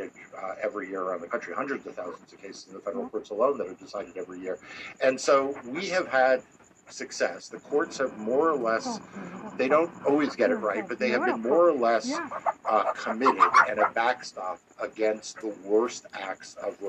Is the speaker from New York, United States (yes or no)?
yes; New York, United States; growing up in New York